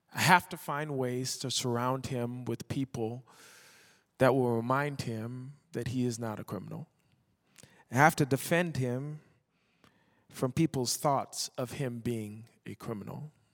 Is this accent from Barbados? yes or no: yes; Barbados; moved away; also born or lived in Toronto, Canada; I was born in Toronto and I was raised in Barbados